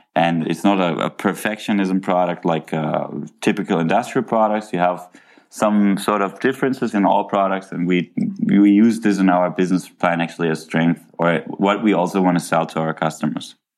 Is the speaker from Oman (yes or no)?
no; Cologne, North Rhine-Westphalia, Germany; i grew up in germany in cologne